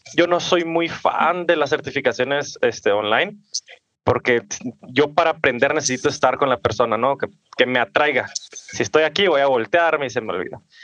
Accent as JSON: {"language": "Spanish", "town": "Ciudad Juárez", "region": "Chihuahua", "country": "Mexico", "tie": "born or raised there", "said": "yo soy de Ciudad Juárez, Chihuahua, nacido y crecido aquí."}